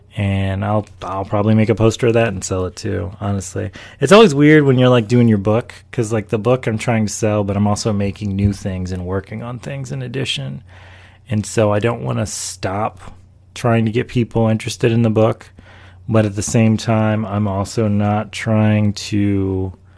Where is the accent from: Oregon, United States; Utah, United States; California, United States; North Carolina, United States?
North Carolina, United States; Charlotte; also born or lived in Washington, D.C. / Maryland; I was born in Washington, D.C., I come from a West Indian, Afro Latino background, and I grew up in North Carolina, of all places, and also Maryland